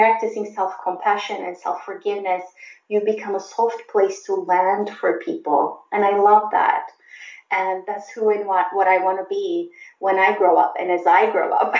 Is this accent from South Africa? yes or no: no; Turkey; moved away as an adult; also born or lived in Germany; now in United States; I grew up in Turkey and I went to college in Turkey